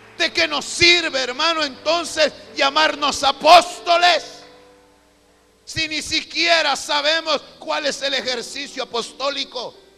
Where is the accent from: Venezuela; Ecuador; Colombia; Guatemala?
Guatemala; Aquí en Guatemala tenemos un dicho